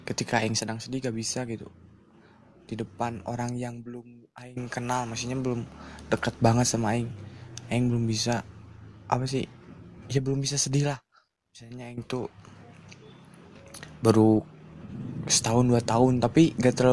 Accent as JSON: {"language": "Indonesian", "town": "Pangalengan", "region": "West Java", "country": "Indonesia", "tie": "born or raised there", "also_born_or_lived": "Garut", "said": "sakit ya benar uh, di masa uh, eh, dua tiga tahun di, di kecamatan Cikajang dan dibesarkan di kota Bandung bukan kota sih ini"}